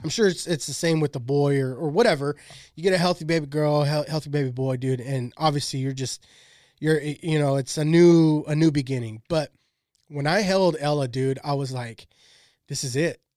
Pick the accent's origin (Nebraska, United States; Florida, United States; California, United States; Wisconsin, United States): California, United States; Shafter; growing up in Shafter